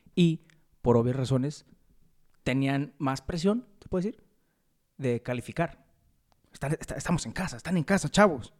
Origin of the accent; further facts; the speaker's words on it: Mexico; nuestro México querido